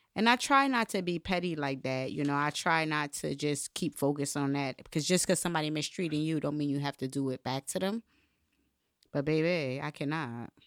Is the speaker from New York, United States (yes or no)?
no; Bridgeport, Connecticut, United States; I grew up in Connecticut, Bridgeport, Connecticut